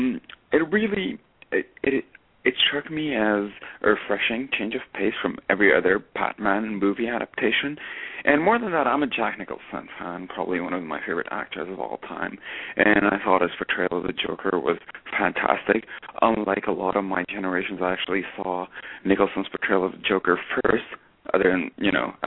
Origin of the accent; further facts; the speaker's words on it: Lebanon; moved away; I grew up in Lebanon